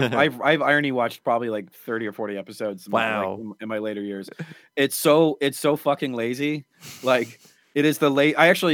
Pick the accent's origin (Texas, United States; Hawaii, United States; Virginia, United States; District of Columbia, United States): Texas, United States; I grew up in Texas, and I had a very Christian grandmother.